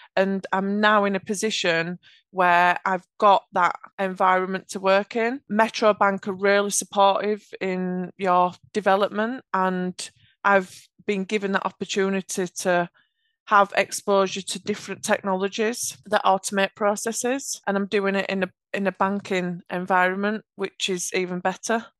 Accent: Yorkshire and the Humber, United Kingdom; accent: Yorkshire; I have a Yorkshire accent.

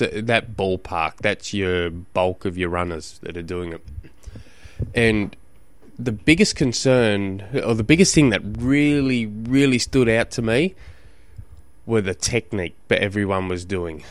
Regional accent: Launceston, Tasmania, Australia; 'cause I come from Tasmania, just in Launceston alone

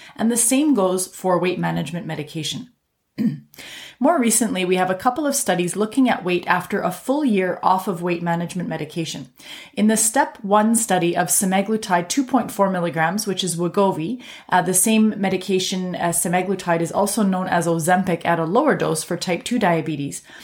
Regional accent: Canada; I'm a Canadian physician

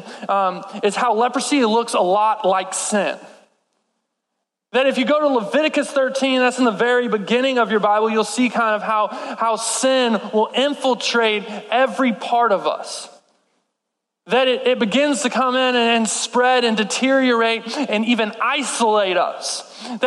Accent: Texas, United States; I'm from Texas

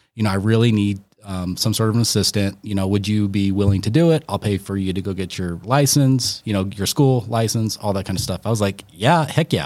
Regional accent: Aurora, Colorado, United States; I grew up in Aurora

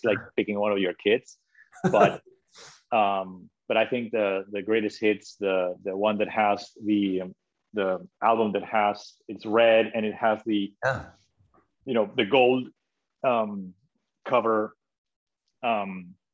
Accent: Spain; moved away; also born or lived in Italy; I was born in Italy. Even though I'm from Spain, I grew up in Spain

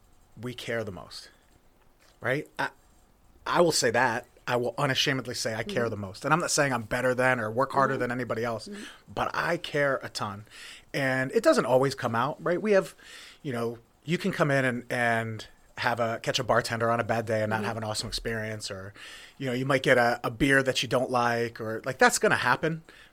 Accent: Jersey Shore, Pennsylvania, United States; So I told you I'm from Jersey Shore, Pennsylvania. That's where Pine Creek is.

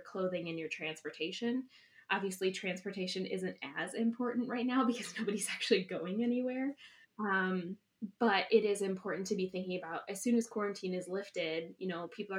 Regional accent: Madison, Wisconsin, United States; moved away as an adult; now in Eau Claire, United States; I originally grew up in Madison and moved to Eau

